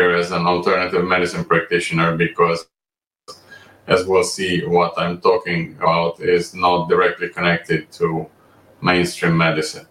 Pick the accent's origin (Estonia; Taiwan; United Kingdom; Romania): Romania; moved away as an adult; also born or lived in Amsterdam, Netherlands; I was born and raised in Romania, and I graduated